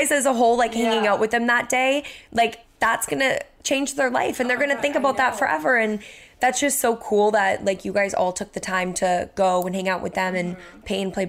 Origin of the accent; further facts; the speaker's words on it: Cape Cod, Massachusetts, United States; now in Boston, United States; we're not like from Boston, we're from the mm-hmm. Cape.